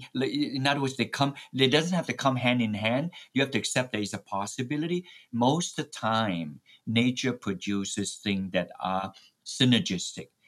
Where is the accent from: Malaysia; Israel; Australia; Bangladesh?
Malaysia; moved away; My native home is in Malaysia